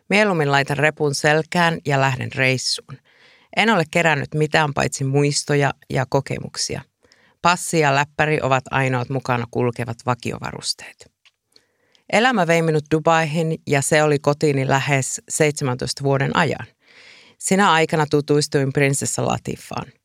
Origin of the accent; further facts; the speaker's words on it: Iisalmi, North Savo, Finland; ja olen tänään Radio Suomen kutsuvieraana. Olen kotoisin Iisalmesta ja matkustaminen on kuulunut elämäni aina.